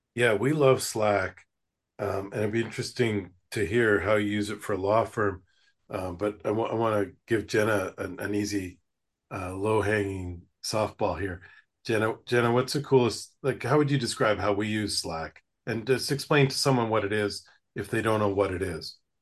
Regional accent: Western Canada, Canada; now in United States; I grew up in Western Canada, and now I live in the United States.

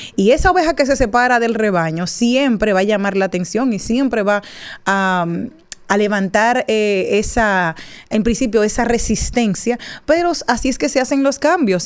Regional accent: Dominican Republic; nosotros los dominicanos

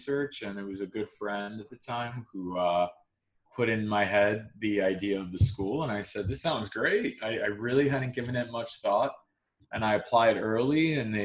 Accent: Long Island, New York, United States; I grew up in Long Island

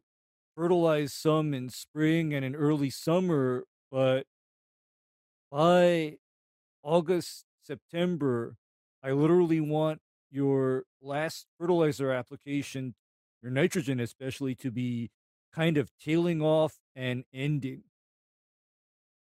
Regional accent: Hawaii, United States; I'm from Hawaii

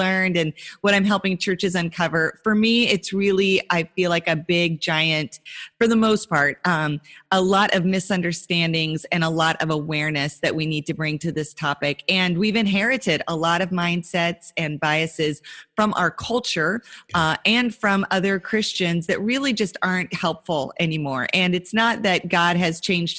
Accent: Montana, United States; now in South Florida, United States; I grew up in Montana in a very rural area

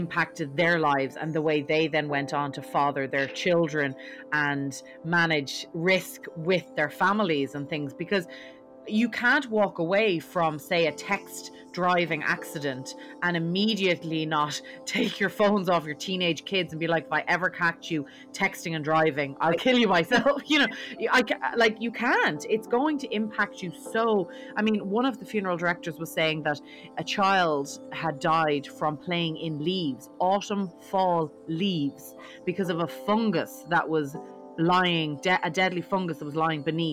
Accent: Dublin, Leinster, Ireland; I'm from Dublin in Ireland, which is very different

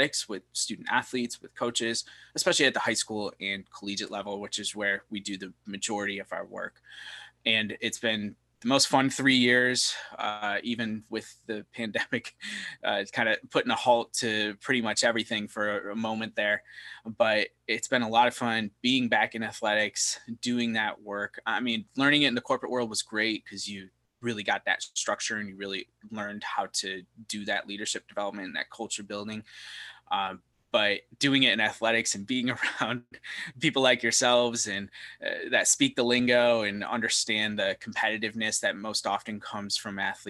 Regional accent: Syracuse, New York, United States; moved away as an adult; also born or lived in Scranton, Pennsylvania; now in Charlotte, United States; I grew up in the Northeast, Scranton, Pennsylvania, Syracuse, New York

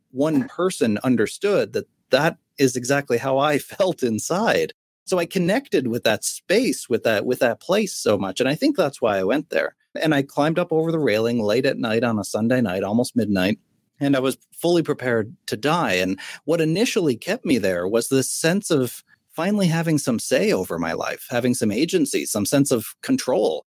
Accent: Sydney, Nova Scotia, Canada; I was 15 years old on the edge of a bridge in my hometown in Sydney, Nova Scotia, on the east coast of Canada.

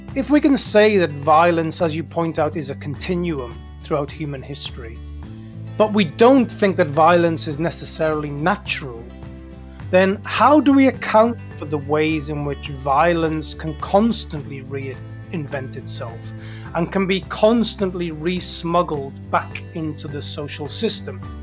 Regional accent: South Wales mining valleys, United Kingdom; I grew up in the South Wales mining valleys in the United Kingdom.

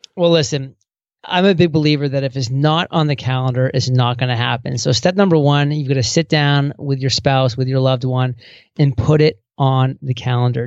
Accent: small town Maine, United States; small town Maine, that I went to a small college

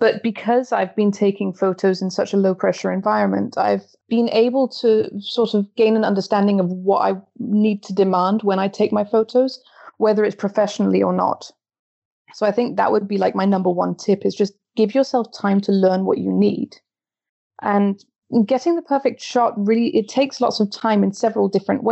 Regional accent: Belgium; now in Copenhagen, Denmark; My mum is Danish and my dad is English, but I'm born and brought up in Belgium

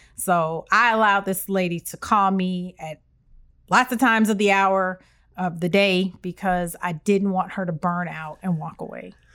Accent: Evanston, Illinois, United States; moved away; Our, my hometown, the city is so small

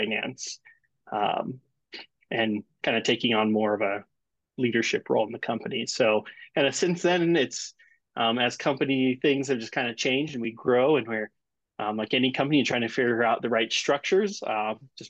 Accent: Wyoming, United States; now in Colorado, United States; I'm originally from Wyoming, so not too far

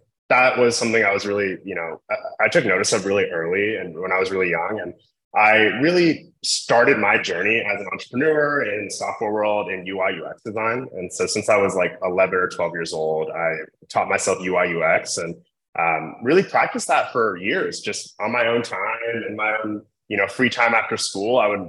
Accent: Columbus, Ohio, United States; I went to Ohio State because I grew up in the Midwest. I grew up in Columbus.

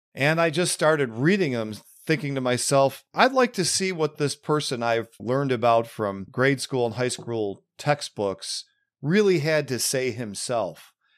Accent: Western New York, United States; growing up in Western New York

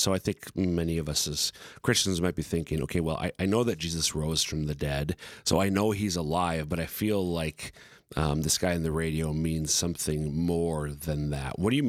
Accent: Minnesota, United States; also born or lived in Sioux Falls, South Dakota; now in South Dakota, United States; I'm from Minnesota, but all five of our kids are born and raised here in eastern South Dakota, a state and a diocese that we loved and have only grown to love over time.

